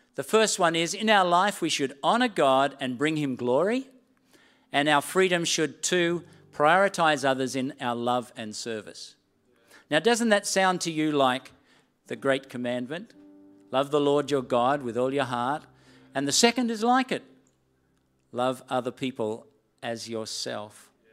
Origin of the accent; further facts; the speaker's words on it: Sydney, New South Wales, Australia; accent: Australian; moved away as an adult; also born or lived in Gilgandra / New Zealand; I'd grown up all my life in Sydney